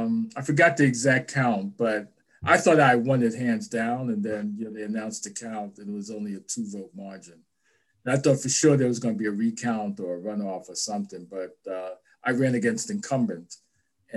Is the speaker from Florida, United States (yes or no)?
no; New York City, New York, United States; moved away as an adult; now in Washington, D.C. area, United States; I was born and raised in New York City.